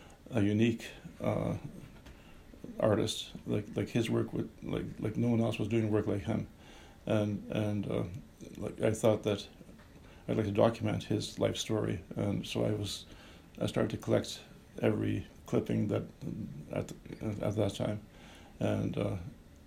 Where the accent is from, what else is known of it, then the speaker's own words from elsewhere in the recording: Northern Ontario, Canada; we're both from Northern Ontario